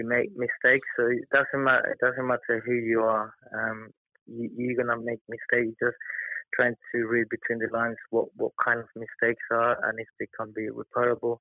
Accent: Colombia; also born or lived in London; now in United Kingdom; my background is that I'm from Colombia

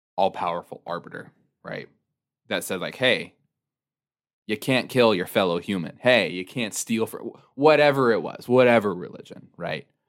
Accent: United States; growing up in the United States.

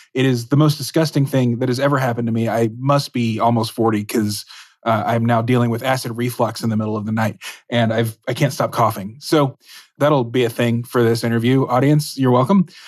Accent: Dallas, Texas, United States; moved away; I'm from Dallas

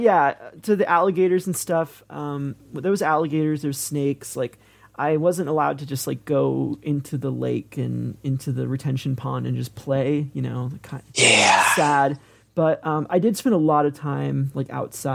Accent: Central Florida, United States; moved away; also born or lived in Oregon; I come from Central Florida

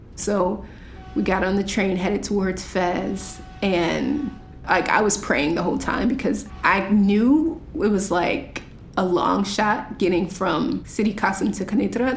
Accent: United States; I'm an American citizen

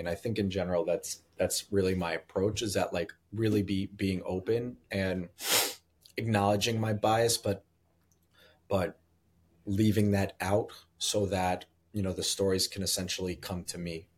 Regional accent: United States; also born or lived in New Jersey; now in Brooklyn, United States; I grew up in New York and New Jersey

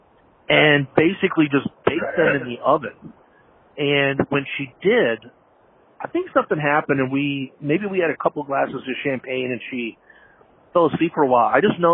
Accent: Massachusetts, United States; moved away as an adult; also born or lived in Seattle, Washington / St. Louis, Missouri; now in Chicago, United States; I was born in Seattle, moved to Massachusetts when I was 5, 6. And then when I was 18, I left and moved to St. Louis with my dad

